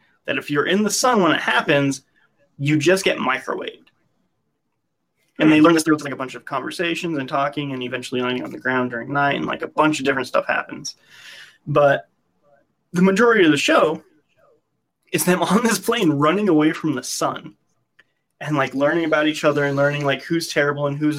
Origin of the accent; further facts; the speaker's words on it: United States; as an American